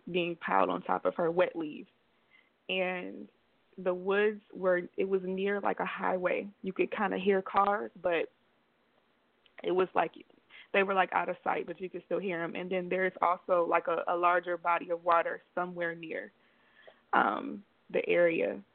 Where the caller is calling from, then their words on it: Belize; I am calling from Belize right now.